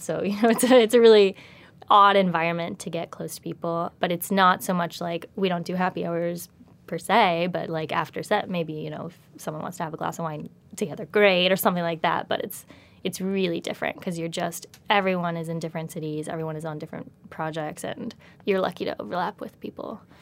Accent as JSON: {"language": "English", "region": "Virginia", "country": "United States", "tie": "born or raised there", "also_born_or_lived": "Los Angeles", "moved": "as an adult", "said": "grew up in Virginia"}